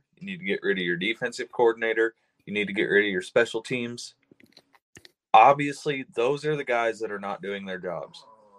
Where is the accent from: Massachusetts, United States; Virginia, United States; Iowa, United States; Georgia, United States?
Iowa, United States; I grew up in Iowa